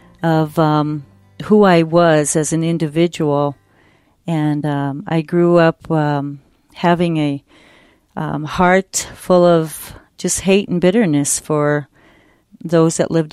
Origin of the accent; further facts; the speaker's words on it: Cheyenne River Reservation, South Dakota, United States; And as a young girl, I grew up, I was born and raised on the Cheyenne River Reservation